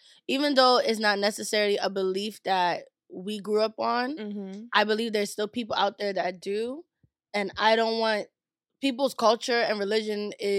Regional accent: Nigeria; I did some cultural appropriation, even though I'm Nigerian.

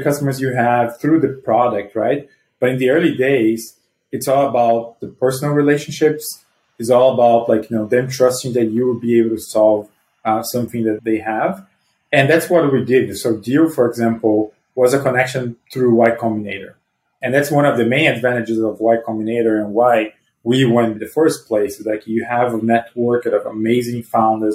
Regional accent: Brazil; moved away as an adult; now in United States; I'm originally from Brazil, I moved to the US 12 years ago

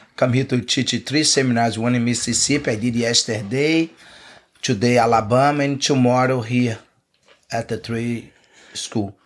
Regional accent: Teresópolis, Rio de Janeiro, Brazil; English is a second language; moved away as an adult; I grew up there. I went there. I went to be my my hometown where, where I left with 14 years old. Mm. It's not in Rio. Live like two hours from Rio, a city in the mountains

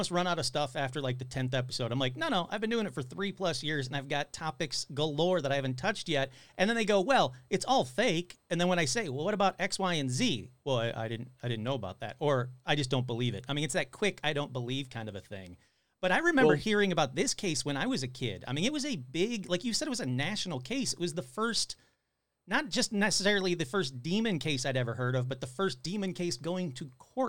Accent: Detroit, Michigan, United States; I grew up in Detroit.

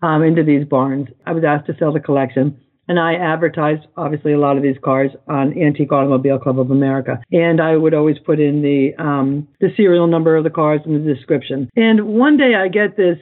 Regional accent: United States

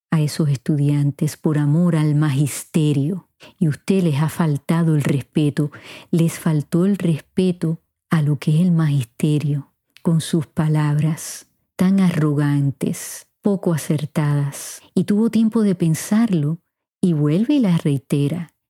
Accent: Puerto Rico; Yo tuve la gran bendición de haberme criado en Puerto Rico y aunque no nací allí me siento puertorriqueña.

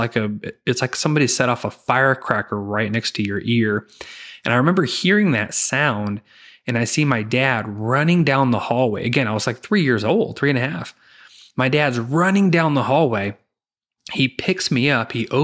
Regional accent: Zion, Illinois, United States; And I grew up in Zion, Illinois, and lived there from, you know, second grade through graduating high school. And then I just moved to the total opposite end of the state. I moved down to Southern Illinois, where I attended college.

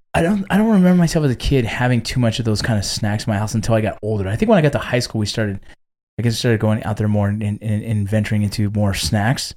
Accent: Los Angeles, California, United States; moved away; I was born in Northridge. I grew up right around Northridge

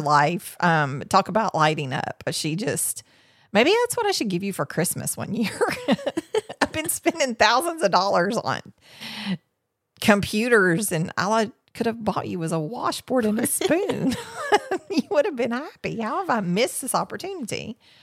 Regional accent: Tennessee, United States; We're from Tennessee.

